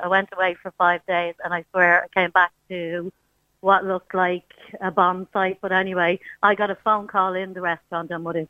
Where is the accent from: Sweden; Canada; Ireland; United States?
Ireland; We are Irish mammies